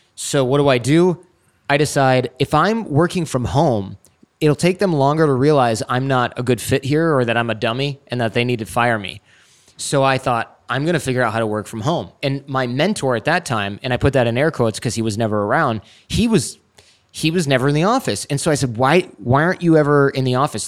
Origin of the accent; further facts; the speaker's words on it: Troy, Michigan, United States; I grew up in Troy, Michigan